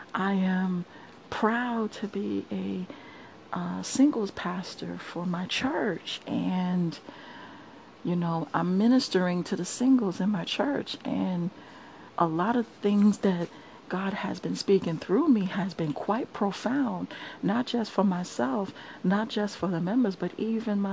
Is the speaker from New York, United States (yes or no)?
yes; New York City, New York, United States; moved away as an adult; I'm from Brooklyn, New York. I am a born and bred native New Yorker.